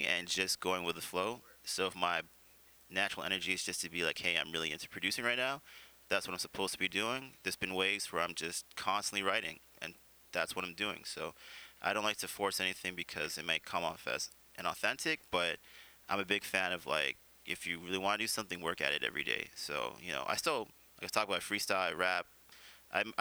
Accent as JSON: {"language": "English", "town": "Vancouver", "region": "British Columbia", "country": "Canada", "tie": "born or raised there", "said": "I grew up in the West End, which was all Filipino, you know, when I went to General Wolfe"}